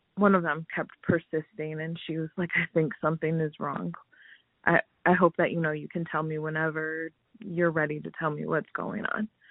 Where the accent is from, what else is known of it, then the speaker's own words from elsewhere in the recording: Lansing, Michigan, United States; moved away as an adult; also born or lived in Los Angeles; now in Phoenix, United States; I am originally from Lansing, Michigan, so small town USA